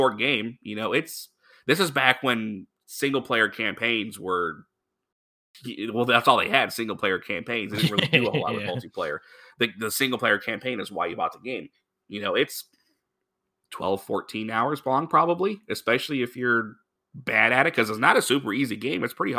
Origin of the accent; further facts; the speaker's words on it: Honolulu, Hawaii, United States; born there; I was born in Honolulu because my dad was in the Navy and he was stationed there.